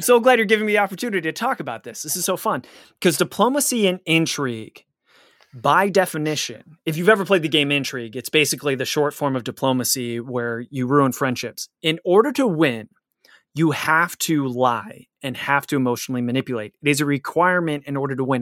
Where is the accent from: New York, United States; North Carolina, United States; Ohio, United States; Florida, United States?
Ohio, United States; Cleveland; my hometown of Cleamli-, Cleveland